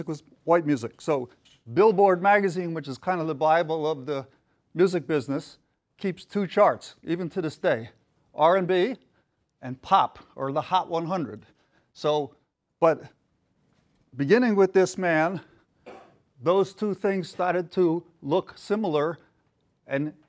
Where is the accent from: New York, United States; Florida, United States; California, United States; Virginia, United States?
New York, United States; moved away as an adult; now in Tampa, United States; a lot of the great soul artists I grew up listening to in New York